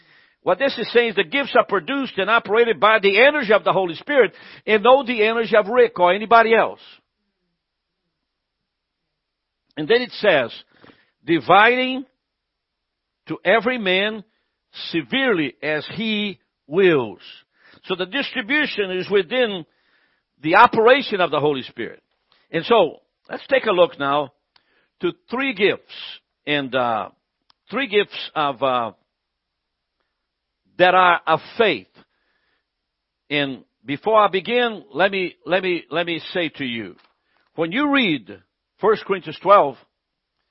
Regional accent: Brazil; now in United States; I'm from Brazil

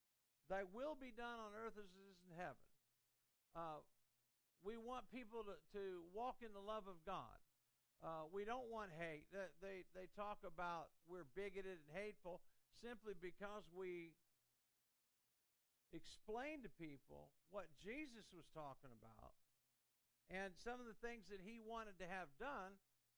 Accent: Indiana, United States; also born or lived in Columbus, Ohio; I grew up in Indiana, so I loved Indiana sports. I mean, I was a big IU basketball fan, Bobby Knight, and I went to Purdue and so forth. And then we went to Ohio. I lived in Columbus, Ohio.

